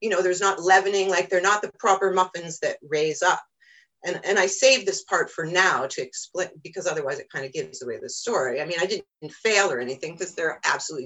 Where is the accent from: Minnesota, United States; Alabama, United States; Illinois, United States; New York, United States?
New York, United States; Cooperstown; moved away; I grew up in Cooperstown, New York originally